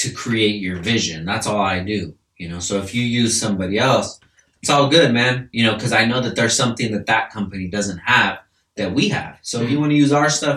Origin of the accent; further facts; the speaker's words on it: California, United States; I'm from California, bro. And first and foremost, I'm from California